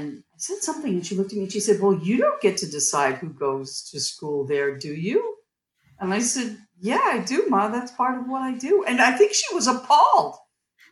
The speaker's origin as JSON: {"language": "English", "region": "Massachusetts", "country": "United States", "tie": "born or raised there", "said": "I grew up in Massachusetts"}